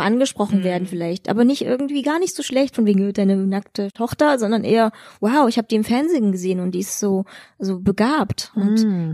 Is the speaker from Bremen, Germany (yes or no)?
no; Chemnitz, Saxony, Germany; moved away as an adult; now in Leipzig, Germany; Ich bin in Chemnitz aufgewachsen